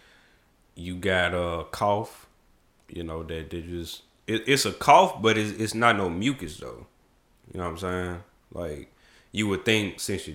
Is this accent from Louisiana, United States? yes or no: no; Memphis, Tennessee, United States; I'm from Memphis